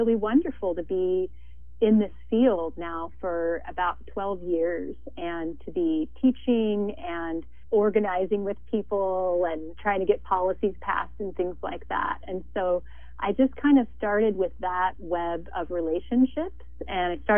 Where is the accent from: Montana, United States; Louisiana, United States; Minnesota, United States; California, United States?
Montana, United States; moved away as an adult; now in Santa Barbara, United States; a white woman from a settler background, born and raised in Montana